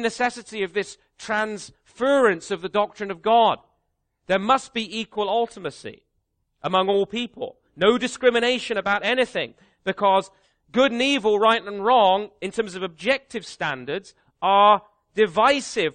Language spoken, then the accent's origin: English; Canada; me as a Canadian